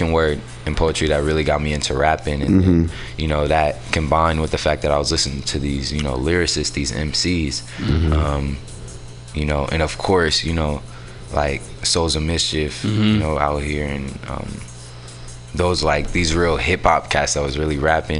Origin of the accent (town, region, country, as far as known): San Francisco, California, United States; born or raised there; also born or lived in Oakland